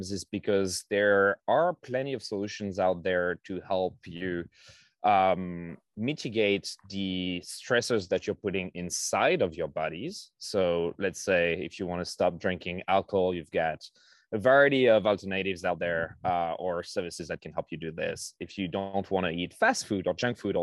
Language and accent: English; France; now in United States; I grew up in France